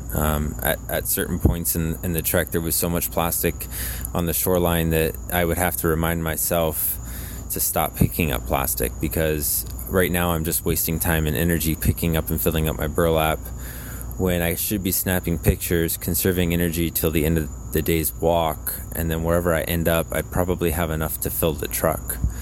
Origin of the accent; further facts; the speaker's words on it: Florida, United States; I was from California and not from Florida